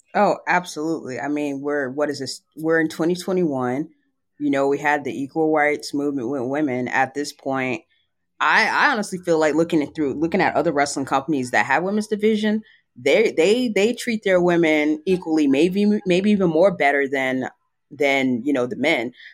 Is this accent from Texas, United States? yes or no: yes; San Antonio, Texas, United States; now in Dallas-Fort Worth area, United States; my hometown of San Antonio